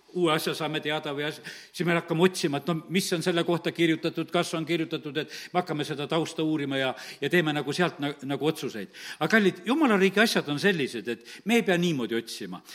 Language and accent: Estonian; Estonia; mina olen Eestist ja, ja lihtsalt tahan teid tervitada, et interneti kaudu teid tunnen ja et olen ühest Eestimaa väikesest linnast